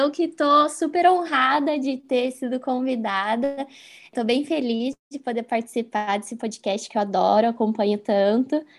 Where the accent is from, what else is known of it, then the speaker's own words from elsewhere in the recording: Curitiba, Paraná, Brazil; also born or lived in Franca, São Paulo / Spain / Pato Branco, Paraná; eu nasci em Franca, que é uma cidade do interior de São Paulo, e vim para Curitiba, eu era pequena ainda, eu tinha 3, 4 anos de idade. E aqui, assim, né, enfim, minha cidade agora eu me sinto, né, curitibana totalmente.